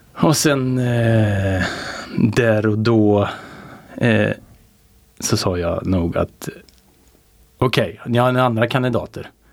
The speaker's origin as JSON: {"language": "Swedish", "region": "Värmland", "country": "Sweden", "said": "som värmlänning"}